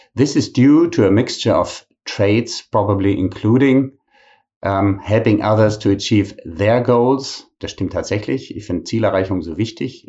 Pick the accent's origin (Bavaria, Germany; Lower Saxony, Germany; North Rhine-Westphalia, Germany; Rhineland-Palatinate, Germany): North Rhine-Westphalia, Germany; Bonn; moved away; in meiner alten Heimatstadt Bonn